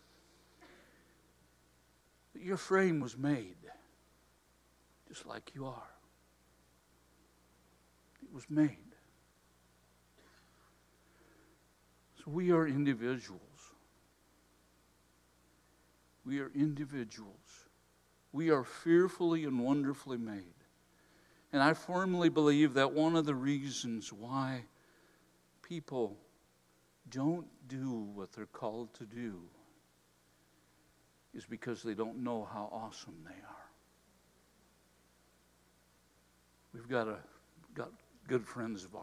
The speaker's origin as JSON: {"language": "English", "town": "Hudsonville", "region": "Michigan", "country": "United States", "tie": "born or raised there", "said": "I grew up actually in Hudsonville, just down the road here"}